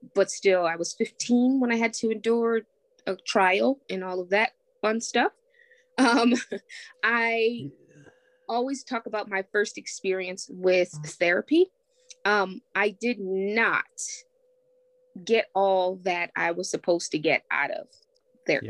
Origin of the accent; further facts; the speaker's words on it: Springfield, United States; I was born and raised here in Springfield.